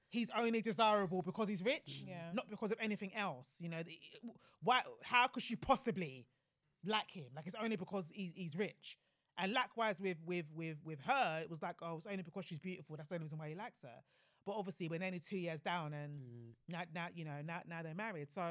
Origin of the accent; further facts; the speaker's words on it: Jamaica; obviously me as a Jamaican, like, you know, it's not really something that I've considered.